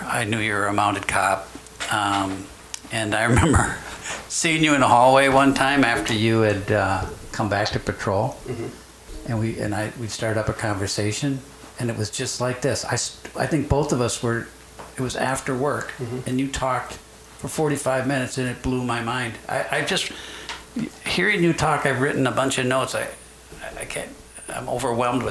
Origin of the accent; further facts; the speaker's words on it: Iowa, United States; I was born in Iowa as well